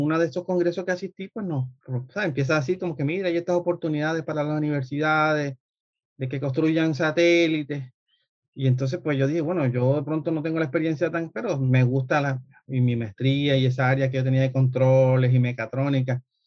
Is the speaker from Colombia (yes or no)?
yes; Colombia; moved away; yo soy colombiano. Este, Estudié en Colombia ingeniería mecánica